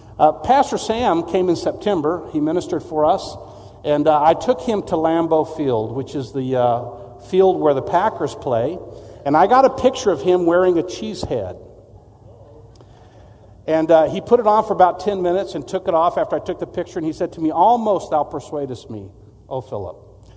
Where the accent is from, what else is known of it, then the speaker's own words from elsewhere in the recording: Mexico; also born or lived in McAllen, United States / San Antonio, United States; I'm actually originally from Texas. I was born in McAllen, Texas, San Juan, which is right outside of McAllen. And my parents were missionaries. I grew up in Mexico